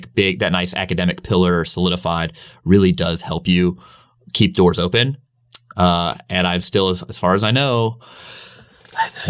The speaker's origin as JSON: {"language": "English", "town": "St. Louis", "region": "Missouri", "country": "United States", "also_born_or_lived": "Virginia", "moved": "as an adult", "said": "we're both from St. Louis"}